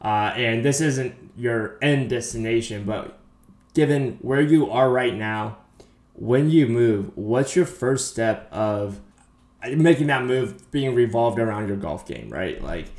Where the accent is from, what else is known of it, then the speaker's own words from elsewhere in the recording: Pleasanton, California, United States; moved away; I grew up in Pleasanton